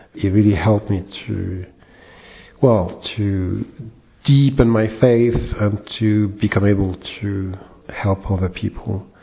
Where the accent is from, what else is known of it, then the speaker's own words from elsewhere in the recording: France; I'm from France